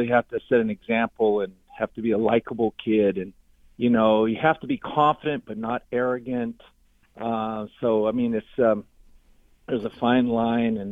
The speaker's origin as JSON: {"language": "English", "region": "California", "country": "United States", "tie": "born or raised there", "said": "I never grew up and was raised there. I grew up in California"}